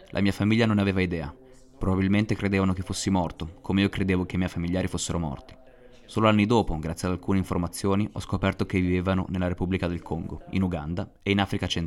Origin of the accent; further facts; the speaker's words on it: South Sudan; sono nato nel 1997 e vengo dal Sud Sudan.